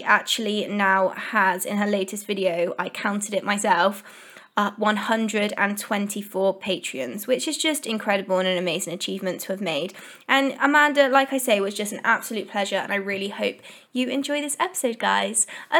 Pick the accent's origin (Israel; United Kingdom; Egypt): United Kingdom; Well, obviously I'm British and I love that humour.